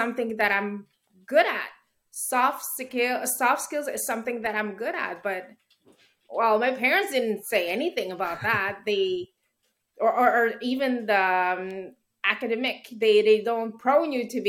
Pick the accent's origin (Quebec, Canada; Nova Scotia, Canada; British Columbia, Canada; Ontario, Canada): Quebec, Canada; Montreal; I was born here in Montreal